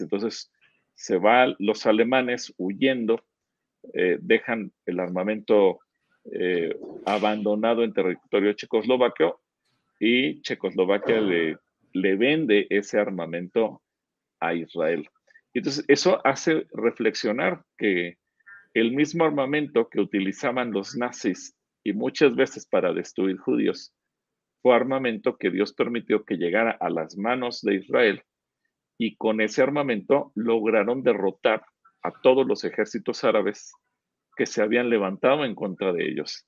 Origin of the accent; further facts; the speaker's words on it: Mexico; somos mexicanos, a lo mejor reconocemos los defectos y debilidades que tiene nuestro país